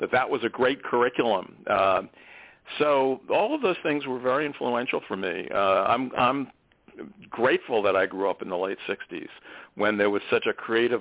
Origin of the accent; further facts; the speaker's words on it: South Shore of Long Island, New York, United States; I grew up on the South Shore of Long Island